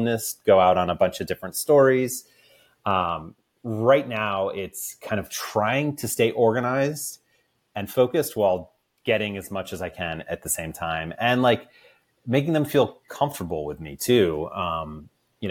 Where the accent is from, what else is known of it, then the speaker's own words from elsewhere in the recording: right outside of Baltimore, Maryland, United States; I grew up right outside of Baltimore